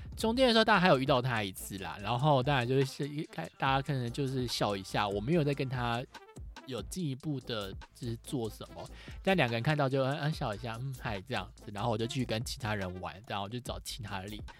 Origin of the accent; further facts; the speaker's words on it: Taiwan; 我是台湾来的